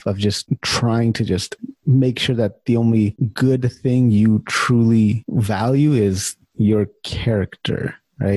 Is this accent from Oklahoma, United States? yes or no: no; California, United States; moved away as an adult; also born or lived in Chicago; now in Winnipeg, Canada; when I first moved to Canada, so I'm from California